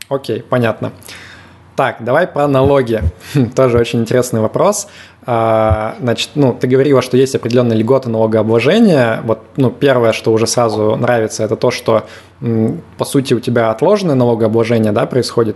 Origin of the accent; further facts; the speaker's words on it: Yekaterinburg, Sverdlovsk Oblast, Russia; я из Екатеринбурга